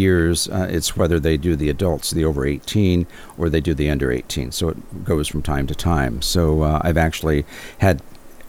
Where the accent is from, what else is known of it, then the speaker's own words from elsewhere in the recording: Redlands, California, United States; I was born and raised in Redlands.